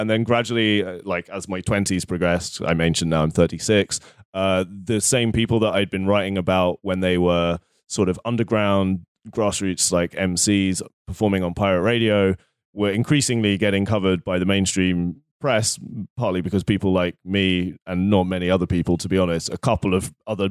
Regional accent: London, United Kingdom; I grew up in London.

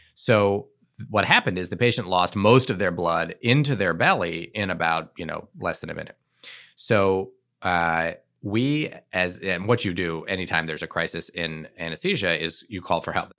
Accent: Shaker Heights, Ohio, United States; moved away as an adult; also born or lived in Providence, Rhode Island; I grew up outside of Cleveland, Ohio, in a suburb called Shaker Heights

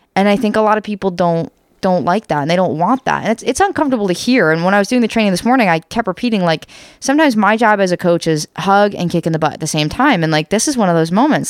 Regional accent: United States; we're American, in case you can't tell

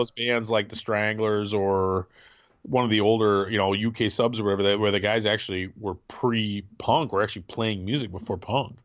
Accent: Midwest, United States; also born or lived in Grand Rapids, Michigan; being a Midwesterner

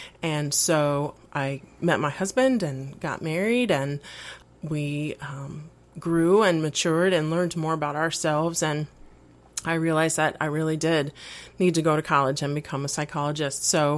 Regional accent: Mexico City, Mexico; also born or lived in Puerto Rico; I was born in Puerto Rico and raised primarily in Mexico City. So I'm Spanish-speaking and bicultural in that sense.

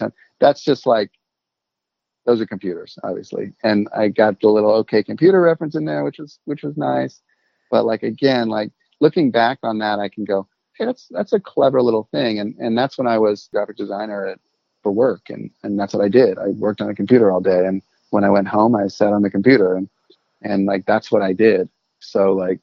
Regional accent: Baltimore, Maryland, United States; being from Baltimore

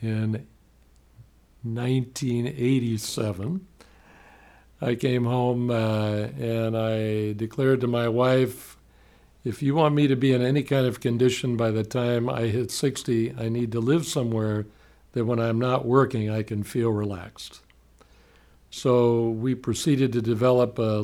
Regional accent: Miami, Florida, United States; now in Gainesville, United States; I grew up in Miami. I was born there

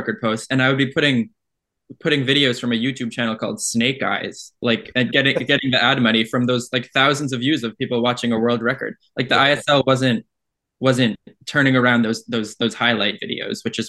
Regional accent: Canada; I am from Canada

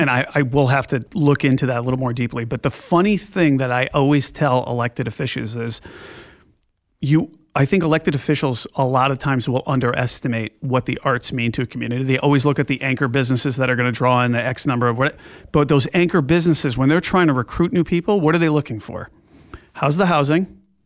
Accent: Glastonbury, Connecticut, United States; I grew up in Glastonbury, Connecticut

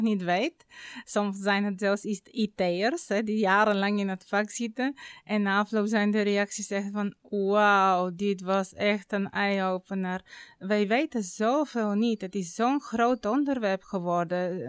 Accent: Bulgaria; Dutch is a second language; moved away as an adult; now in Netherlands; ik kwam zelf uit Bulgarije. Ik kwam eh, op mijn negentiende naar Nederland vanwege mijn vakantieliefde

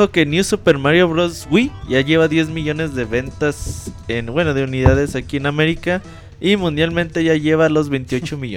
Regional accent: Mexico; Somos mexicanos, güey.

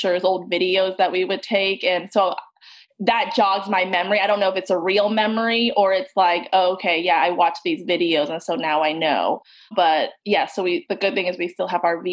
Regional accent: Roswell, Georgia, United States; also born or lived in Vietnam; Grew up in Roswell, went to Georgia Tech for undergrad

